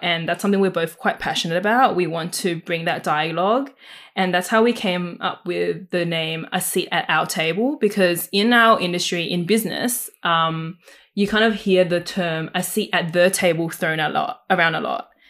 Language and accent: English; Sydney, New South Wales, Australia; I also was born in the Fairfield, Canterville, Camerata area and have been living here all my